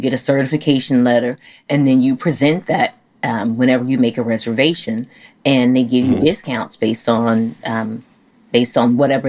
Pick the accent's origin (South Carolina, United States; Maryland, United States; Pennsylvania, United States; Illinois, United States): Illinois, United States; Chicago; now in Dallas, United States; I'm from Chicago, where men are very aggressive.